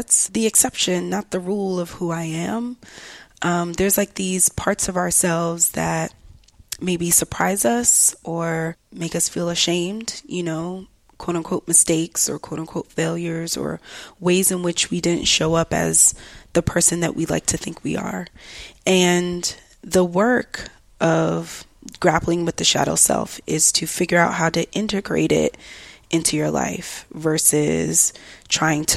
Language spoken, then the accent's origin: English; Atlanta, Georgia, United States; I grew up in the South. I grew up in Atlanta, Georgia, or Metro Atlanta rather